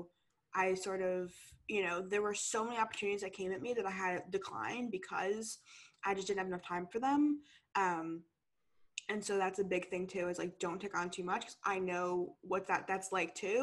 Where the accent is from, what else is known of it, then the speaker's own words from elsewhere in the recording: New York, United States; moved away as an adult; now in San Diego, United States; I'm originally from New York and I go to school in San Diego